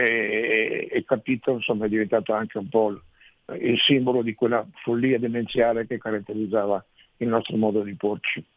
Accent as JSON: {"language": "Italian", "town": "Verona", "region": "Veneto", "country": "Italy", "tie": "born or raised there", "said": "Io sono nato a Verona, ma per, per caso, perché nel senso i miei erano stati in campo profughi, prima a Lucca, poi stabiliti a Verona e io mi sono trovato veronese"}